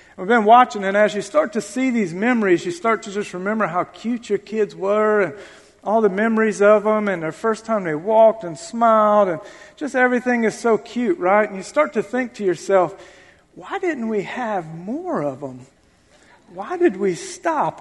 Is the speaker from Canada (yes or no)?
no; Lafayette, Louisiana, United States; moved away; also born or lived in Florida; I grew up in Lafayette, Louisiana. And then I moved to Florida to go get help.